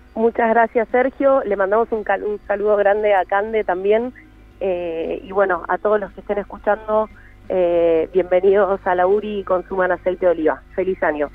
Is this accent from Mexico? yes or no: no; Buenos Aires, Argentina; moved away as an adult; now in Mendoza, Argentina; yo soy de Buenos Aires y vine tres meses y me terminé quedando un par de años hace que estoy acá